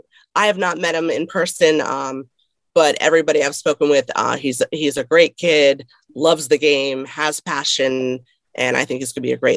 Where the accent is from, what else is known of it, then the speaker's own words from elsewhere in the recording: Connecticut, United States; Growing up, I grew up in Connecticut for a little bit.